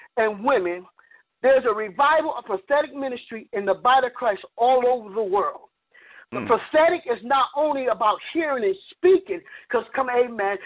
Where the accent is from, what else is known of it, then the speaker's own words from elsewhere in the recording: Connecticut, United States; moved away as an adult; now in Durham, United States; I live in Durham, North Carolina. I've only been here 6 years. I'm originally from Connecticut